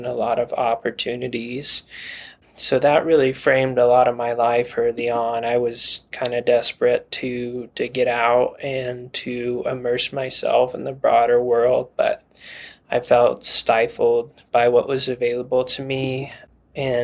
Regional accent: Hot Springs, Arkansas, United States; now in Colorado, United States; I was born and raised in Hot Springs, Arkansas

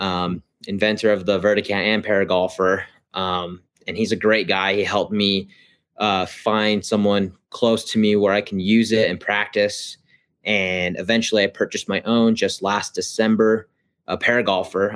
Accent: Ogden, Utah, United States; I'm from Ogden, Utah

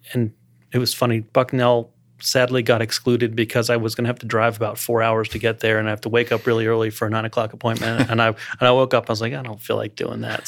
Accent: Columbia, Maryland, United States; also born or lived in Baltimore-Washington area, Maryland; now in Lake Norman area, United States; I grew up around the Baltimore, Washington area in Maryland

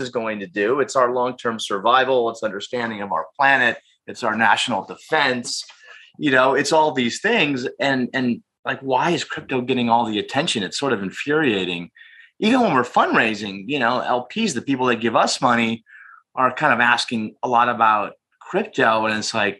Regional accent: St. Louis, Missouri, United States; moved away as an adult; also born or lived in Chicago; now in Los Angeles, United States; I grew up in St. Louis, Missouri, went to college at DePaul University in Chicago

